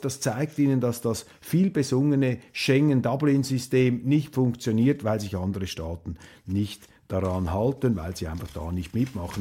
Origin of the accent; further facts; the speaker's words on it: Switzerland; als Schweizer